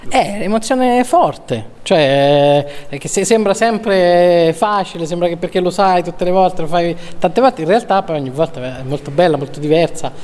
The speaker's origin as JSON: {"language": "Italian", "town": "Perugia", "region": "Umbria", "country": "Italy", "moved": "yes", "lives_now": "Milan, Italy", "said": "Perugino di sopra"}